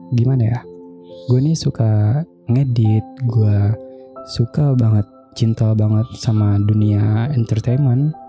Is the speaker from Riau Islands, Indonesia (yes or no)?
yes; Bintan, Riau Islands, Indonesia; asal kota gue itu di Bintan, Kepulauan Riau. Dulu tuh gue SD sampai, lebih tepatnya uh, eh, gue dari lahir sampai gue gedenya juga di sana. Jadi bisa dibilang gue orang asli Bintan dan gue bersuku Melayu.